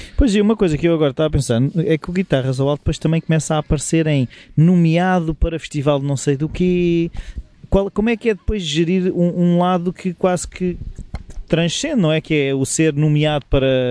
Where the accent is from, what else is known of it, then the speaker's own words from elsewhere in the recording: Lisbon, Portugal; eu tinha o trauma de ter toda a família alentejana e eu ter nascido em Lisboa